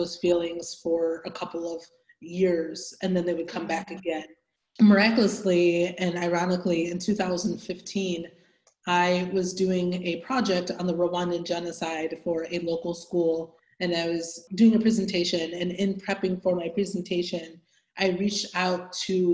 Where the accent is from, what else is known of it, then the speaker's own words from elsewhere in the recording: Michigan, United States; also born or lived in Democratic Republic of the Congo; I grew up in Michigan at a young age